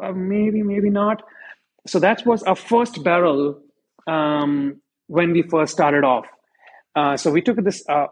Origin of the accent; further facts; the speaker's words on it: India; moved away as an adult; now in United States; I come from India, and for us, we grew up drinking Black Label and Red Labels